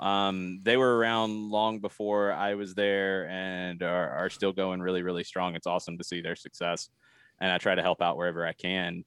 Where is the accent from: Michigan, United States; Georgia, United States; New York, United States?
Georgia, United States; Atlanta; I grew up playing in the Atlanta area.